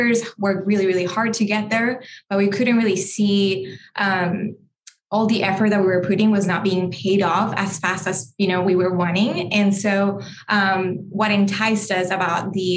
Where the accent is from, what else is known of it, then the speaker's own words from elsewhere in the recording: Colombia; now in United States; I am Colombian. I was born and raised in Colombia, and my parents, you know, are immigrants to the U.S.